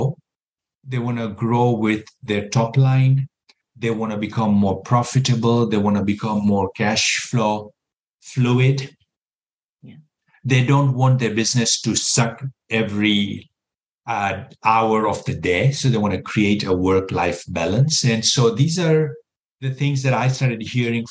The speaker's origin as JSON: {"language": "English", "country": "Kenya", "tie": "born or raised there", "also_born_or_lived": "Texas / New York City", "moved": "as an adult", "lives_now": "United States", "said": "I was born and raised in Kenya, East Africa"}